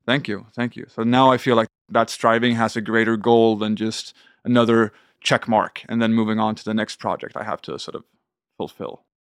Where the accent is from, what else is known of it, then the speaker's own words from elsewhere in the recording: south of Sweden, Sweden; moved away as an adult; also born or lived in Copenhagen, Denmark; now in Manhattan, United States; got a good apartment in my hometown in the south of Sweden